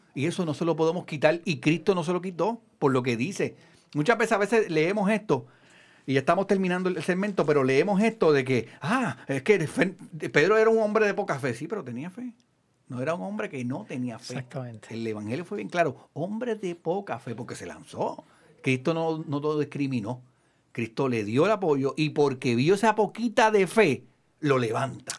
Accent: Puerto Rico; los que somos de Puerto Rico.

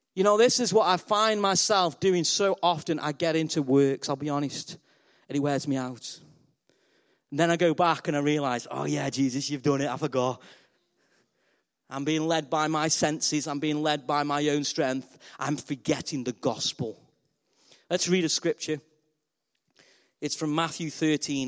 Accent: Stoke-on-Trent, West Midlands, United Kingdom; I'm from Stoke on Trent. We're known as clay people.

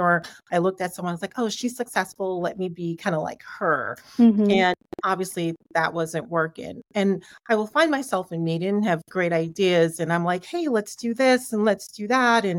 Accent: Jamaica; I grew up in a West Indian, I'm Jamaican, grew up in a West Indian family

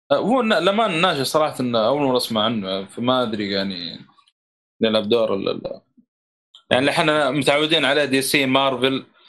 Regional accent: Saudi Arabia; عندنا في السعوديه

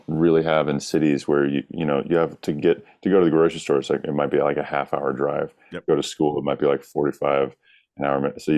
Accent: the South, United States; Growing up in the South was a big part of that, singing in the church choir and, you know, just being this kind of like daydreamy, rural kid.

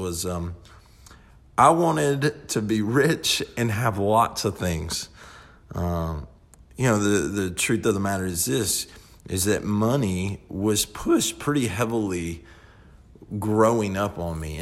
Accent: the Bible Belt, United States; growing up in the Bible Belt, we all kind of just know the Lord

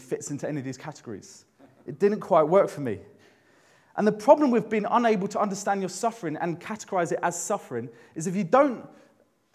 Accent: London, United Kingdom; moved away as an adult; I grew up in London.

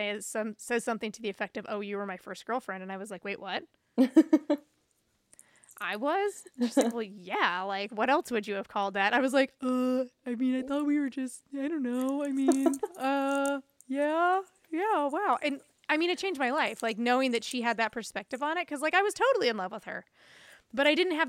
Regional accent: the South, United States; And it was like growing up in the South, it's a lot of derogatory words that were used around queerness.

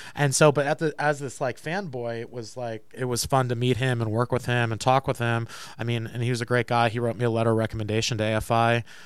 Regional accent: Tuxedo Park, New York, United States; Tuxedo Park, New York

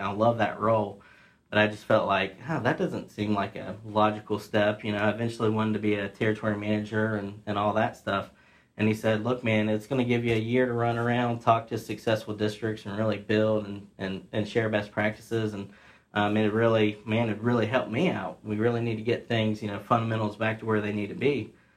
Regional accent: Ripley, West Virginia, United States; born and raised in uh, Ripley, West Virginia.

